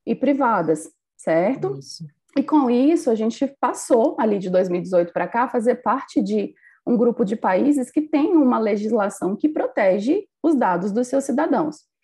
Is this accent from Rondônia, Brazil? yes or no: yes; Rondônia, Brazil; Eu sou aqui de Rondônia, do norte do nosso país